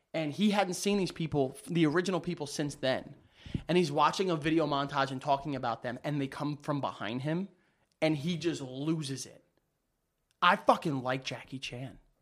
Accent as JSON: {"language": "English", "region": "New York", "country": "United States", "said": "I'm a New Yorker."}